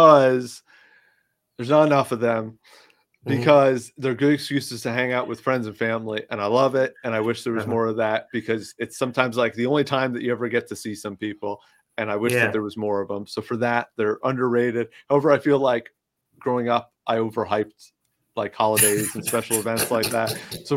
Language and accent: English; New York, United States; now in Florida, United States; I'm from New York